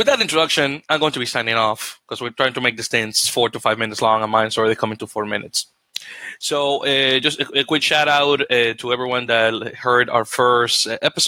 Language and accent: English; Dominican Republic; moved away; I'm originally from the Dominican Republic